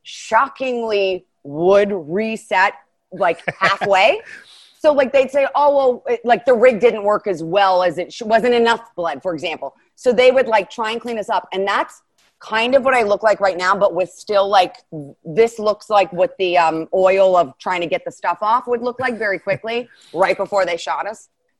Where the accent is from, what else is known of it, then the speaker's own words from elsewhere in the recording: Ohio, United States; also born or lived in Chicago; now in Los Angeles, United States; This was right before I was moving from Chicago, where it's negative. I went through a negative 40 degree winter often and grew up in Ohio.